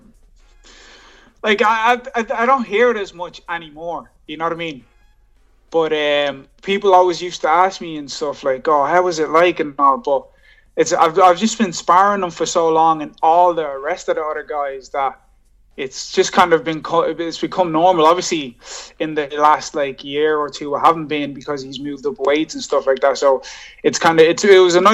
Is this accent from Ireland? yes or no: yes; Dublin, Leinster, Ireland; also born or lived in Johannesburg, South Africa; So I moved over to Dublin, Ireland when I was like 11 from Johannesburg, and been here since then, you know what I mean? I'm 28 now, so I've been living in Ireland most of my life.